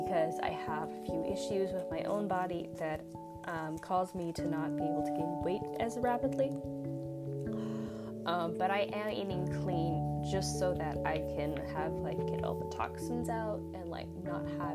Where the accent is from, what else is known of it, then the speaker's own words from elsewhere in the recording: United States; I'm from the United States.